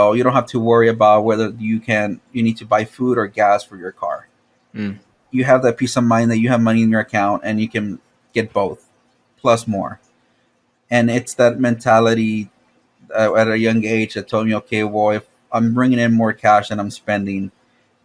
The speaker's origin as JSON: {"language": "English", "town": "Laredo", "region": "Texas", "country": "United States", "tie": "born or raised there", "moved": "yes", "lives_now": "San Antonio, United States", "said": "I was born in Laredo, Texas"}